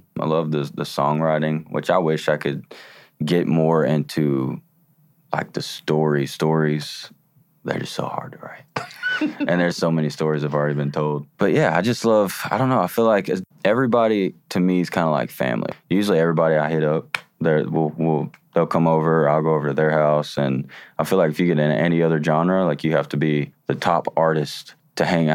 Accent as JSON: {"language": "English", "town": "Chattanooga", "region": "Tennessee", "country": "United States", "tie": "born or raised there", "said": "in Chattanooga, because it was my hometown"}